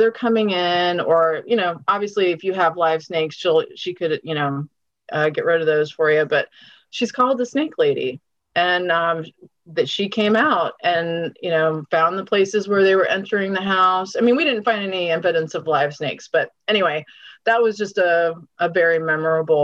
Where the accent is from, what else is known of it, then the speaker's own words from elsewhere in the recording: College Park, Maryland, United States; also born or lived in Washington, District of Columbia, United States / Silver Spring; I grew up in College Park. I live near the university. And so that's really my wheelhouse. I was born in DC.